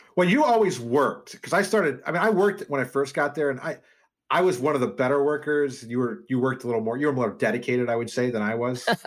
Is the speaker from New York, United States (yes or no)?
no; Wheaton, Illinois, United States; also born or lived in Dubuque, Iowa / Des Moines, Iowa; I grew up in Wheaton